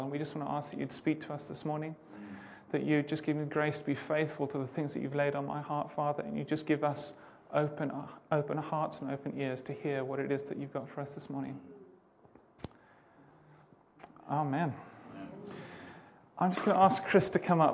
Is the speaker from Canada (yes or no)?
no; Zimbabwe; moved away as an adult; We're originally from Zimbabwe. My wife and I both grew up there.